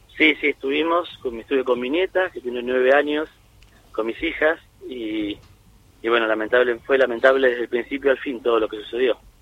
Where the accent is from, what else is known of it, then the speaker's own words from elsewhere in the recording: Argentina; como, como argentino, como hincha de gimnasia